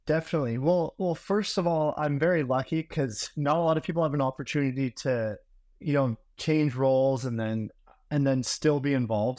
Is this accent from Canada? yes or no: yes; Vancouver, British Columbia, Canada; moved away as an adult; I'm originally from Vancouver, Canada